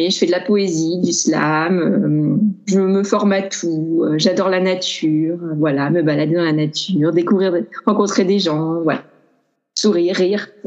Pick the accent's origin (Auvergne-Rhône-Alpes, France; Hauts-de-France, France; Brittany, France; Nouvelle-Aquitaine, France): Auvergne-Rhône-Alpes, France; Grenoble; now in Paris, France; je suis originaire de Grenoble, j'ai pas mal bougé. En ce moment, j'habite à Paris